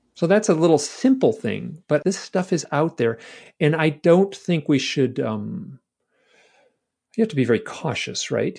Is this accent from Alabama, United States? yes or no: no; Michigan, United States; I'm from Michigan